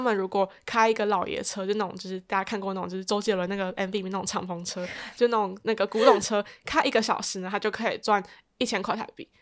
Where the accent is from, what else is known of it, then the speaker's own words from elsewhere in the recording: Taiwan; 我就回他说我是台湾人